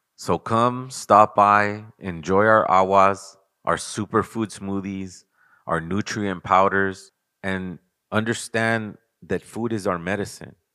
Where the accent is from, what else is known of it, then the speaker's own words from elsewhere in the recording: Los Angeles, California, United States; I'm an artist from Los Angeles for over twenty-five years